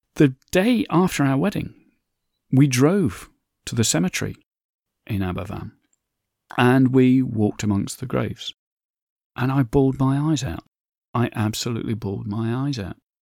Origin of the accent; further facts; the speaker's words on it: Derbyshire, Nottinghamshire, East Midlands, United Kingdom; slag heaps is what I grew up with in Derbyshire, Nottingham, Mass